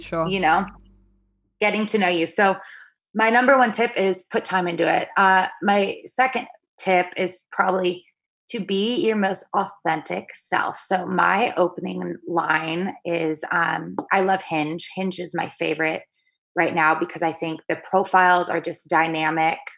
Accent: Seattle, Washington, United States; moved away as an adult; now in New York City, United States; I'm from Seattle

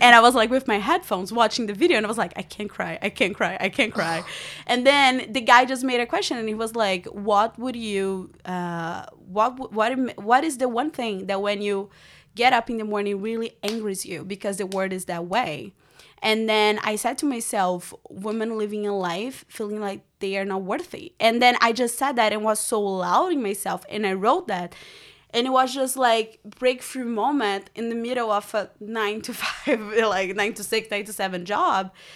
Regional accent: Brazil; English is a second language; also born or lived in Rio de Janeiro; now in United States; I grew up in Brazil

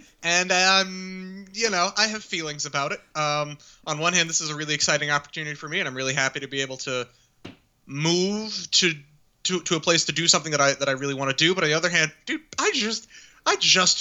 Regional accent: Arlington, United States; I grew up in Arlington

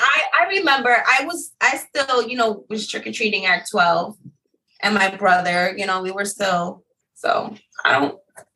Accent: New York City, New York, United States; moved away as an adult; we moved over here, I want to say about like 12, 13 years ago, we born and raised in New York City.

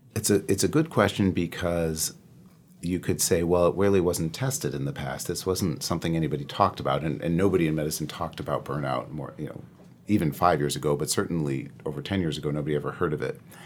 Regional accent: Midwest, United States; I'm from the Midwest through and through

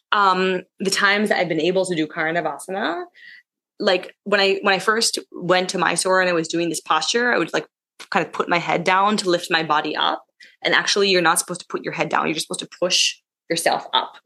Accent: United States; moved away as an adult; now in Bangkok, Thailand; growing up in America

